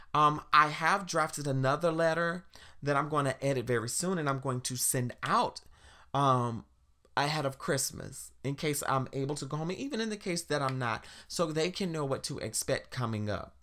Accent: South Carolina, United States; now in Washington, D.C., United States; growing up in South Carolina

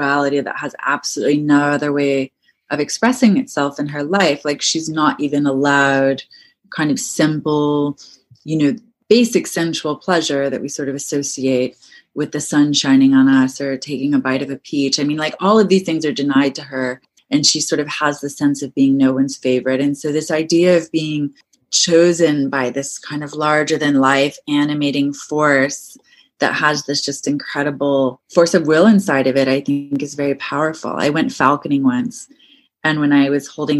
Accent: Maryland, United States; I grew up around deer in Maryland

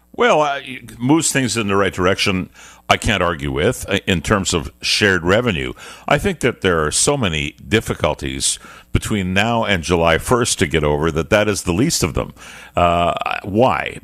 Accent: Montreal, Quebec, Canada; I come from Montreal.

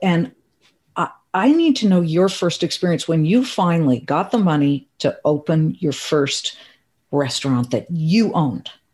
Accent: Beverly Hills, California, United States; Beverly Hills, my hometown

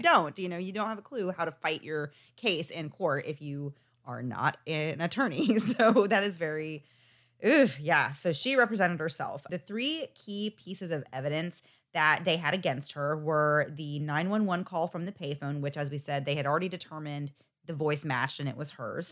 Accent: United States; I am from the United States

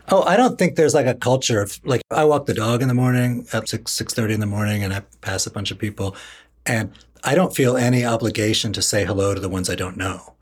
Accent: Washington, District of Columbia, United States; I grew up in Northwest Washington

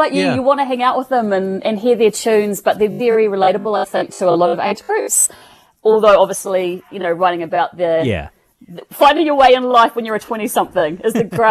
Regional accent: New Zealand

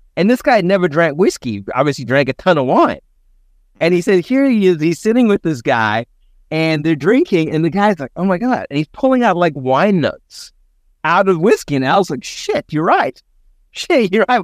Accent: Cape Town, Western Cape, South Africa; now in San Diego, United States; growing up in Cape Town

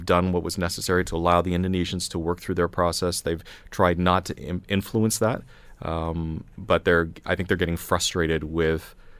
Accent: Canada; as a Canadian, once you leave sovereign Canadian land, you really are under the jurisdiction of whatever country you go to.

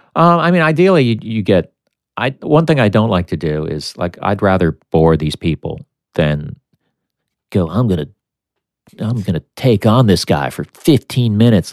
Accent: United States; I'm American.

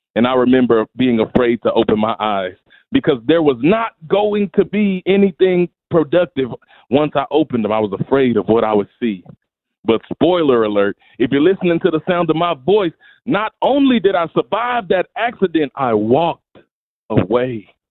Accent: Memphis, Tennessee, United States; also born or lived in Mississippi; My story started in Mississippi in the United States. I was born in Memphis, Tennessee, and I was raised in brokenness

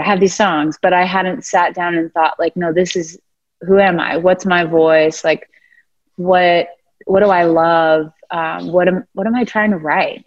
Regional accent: Florida, United States; now in Nashville, United States; I'm from Florida

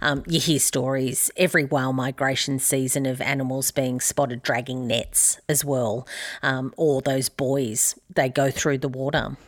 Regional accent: Albury, New South Wales, Australia; my hometown of Aubrey

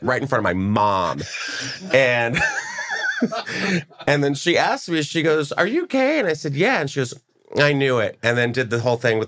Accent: Texas, United States; I grew up in Texas

